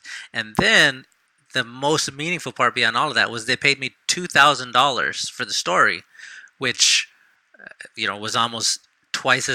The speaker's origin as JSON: {"language": "English", "town": "San Antonio", "region": "Texas", "country": "United States", "tie": "born or raised there", "said": "when I was growing up in San Antonio"}